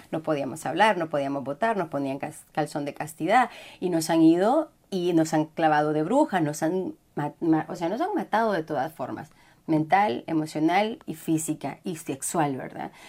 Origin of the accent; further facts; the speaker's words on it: Honduras; first language Spanish; moved away as an adult; also born or lived in Costa Rica; yo soy hondureña